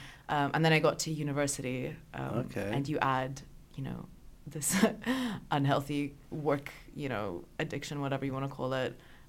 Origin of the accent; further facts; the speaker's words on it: Austria; But I grew up in Austria, went to an American school.